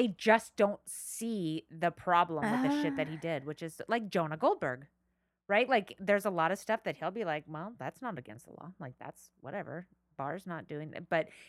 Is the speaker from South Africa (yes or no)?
no; Ireland; I mean, just because I'm Irish, so our food doesn't smell like anything except for maybe